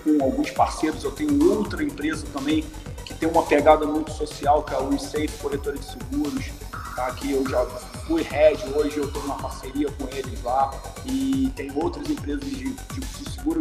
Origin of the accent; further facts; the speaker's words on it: Niterói, Rio de Janeiro, Brazil; also born or lived in Los Angeles, California; sou de Niterói e comecei minha vida é, como vendedor de plano de saúde na Sul América em 1994